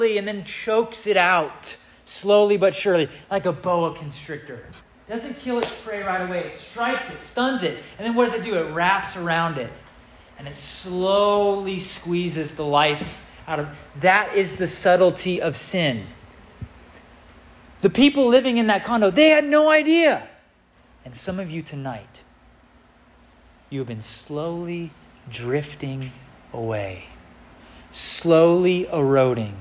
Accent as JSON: {"language": "English", "region": "Southern California", "country": "United States", "tie": "born or raised there", "said": "When I grew up in Southern California"}